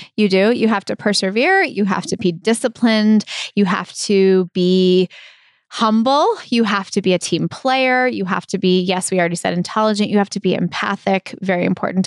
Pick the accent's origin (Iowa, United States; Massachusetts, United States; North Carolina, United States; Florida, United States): Massachusetts, United States; Brookline; I grew up in Brookline, and I, I love it. It's my hometown.